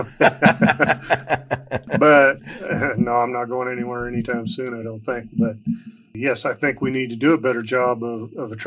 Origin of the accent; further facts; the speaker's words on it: Wyoming, United States; now in Primghar, Iowa, United States; I grew up from the great state of Wyoming